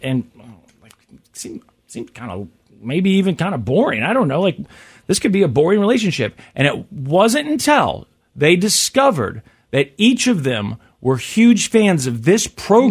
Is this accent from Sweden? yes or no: no; Kansas City, Missouri, United States; also born or lived in St. Joseph, Missouri; I am, I am uh, from Kansas City and Lee Summit